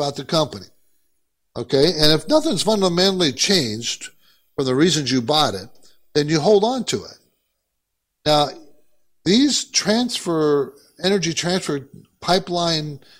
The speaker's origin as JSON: {"language": "English", "region": "Southern California", "country": "United States", "tie": "born or raised there", "also_born_or_lived": "New York", "said": "I grew up in California, Southern California. And it's pretty laid back here"}